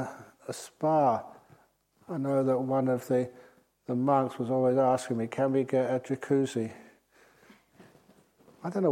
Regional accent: England, United Kingdom; moved away as an adult; now in Australia; being English

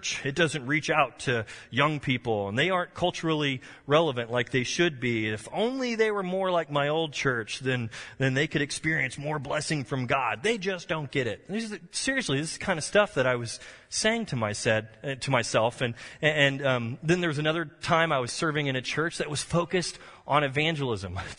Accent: Texas, United States; I'm a Texan

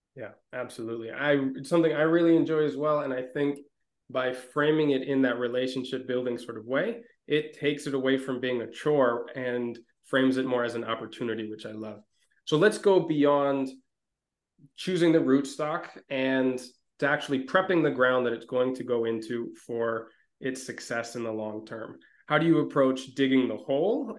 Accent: Minnesota, United States; moved away; also born or lived in Mediterranean region; growing up in Minnesota

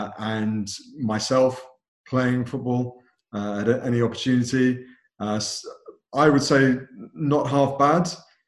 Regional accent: London, United Kingdom; born and brought up in London. From a British Asian background

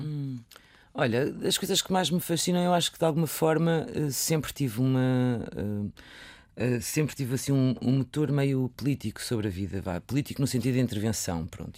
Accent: Viseu, Portugal; moved away; nasci, cresci em Viseu

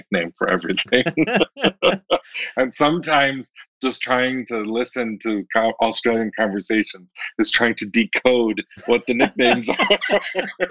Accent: Michigan, United States; moved away as an adult; also born or lived in Washington, D.C.; I grew up in Michigan, but then I lived in Washington, D.C. for 7 years

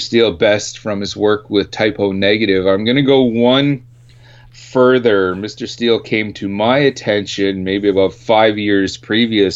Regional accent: Canada; we're four Canadian guys from the same Canadian metal scene

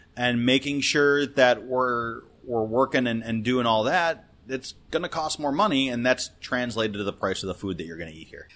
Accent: Detroit, Michigan, United States; moved away as an adult; now in Washington, D.C., United States; So I grew up in Detroit

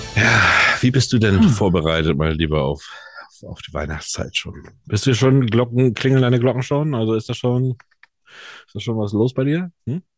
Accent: Germany; bei uns in Deutschland

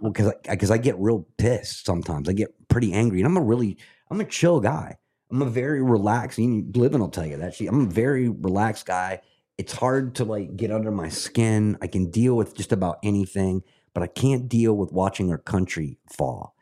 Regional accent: Scotland, United Kingdom; now in United States; I'm a Scot, and I love the country that I'm living in right now. Absolutely love America

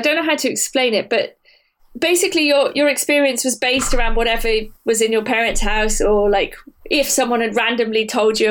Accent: Wiltshire, South West England, United Kingdom; I'm from Wiltshire

